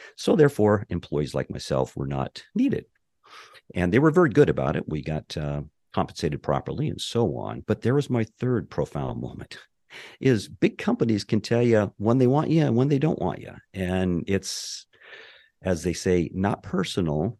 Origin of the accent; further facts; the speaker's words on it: Montana, United States; moved away as an adult; also born or lived in Anchorage, Alaska / Southern California; now in Merritt Island, Florida, United States; I was born and raised in Montana, the oldest of five.